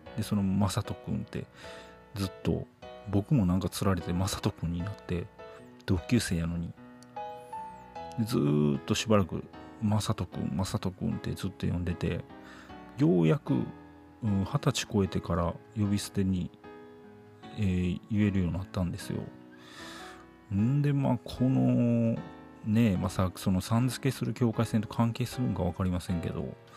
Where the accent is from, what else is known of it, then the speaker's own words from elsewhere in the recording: Nara, Japan; 僕って関西人なんですよ。奈良出身で